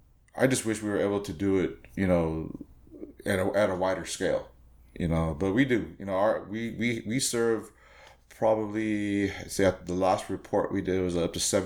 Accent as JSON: {"language": "English", "town": "Whittier", "region": "California", "country": "United States", "tie": "born or raised there", "said": "I grew up with him in Whittier, you know"}